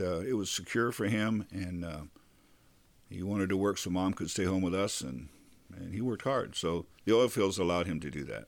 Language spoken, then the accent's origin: English; Bakersfield, California, United States; also born or lived in Ventura; growing up in Bakersfield